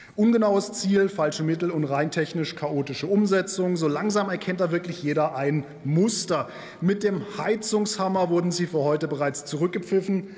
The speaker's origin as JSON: {"language": "German", "country": "Germany", "said": "bei uns in Deutschland"}